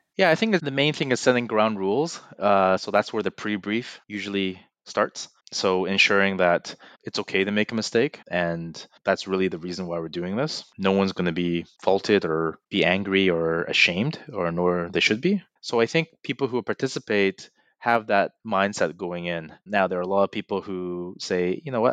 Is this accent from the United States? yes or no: no; Burnaby, British Columbia, Canada; I'm from Burnaby, uh, and my parents still live three, four blocks away